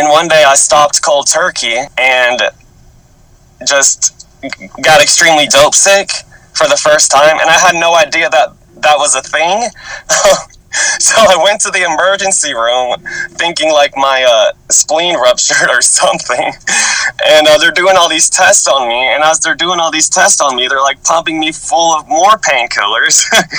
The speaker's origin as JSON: {"language": "English", "town": "Murfreesboro", "region": "Tennessee", "country": "United States", "tie": "born or raised there", "also_born_or_lived": "Antioch, Tennessee", "said": "Okay, so do you know Murfreesboro? I do, yeah. Yeah, that's kind of where I grew up"}